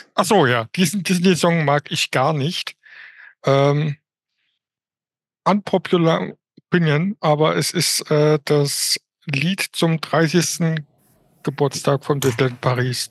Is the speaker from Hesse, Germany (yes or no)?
yes; Offenbach am Main, Hesse, Germany; ich komme aus Offenbach bei Frankfurt